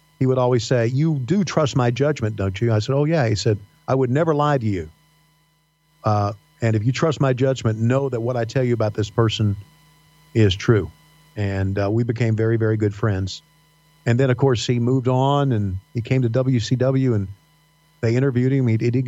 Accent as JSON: {"language": "English", "region": "Virginia", "country": "United States", "tie": "born or raised there", "accent": "Southern", "moved": "yes", "said": "I worked hard on getting rid of my Southern accent because my Southern accent, when I left the mountains of Virginia back in the late 70s, was really deep, dyed-in-the-wool type, Huntsville, Alabama type bullshit."}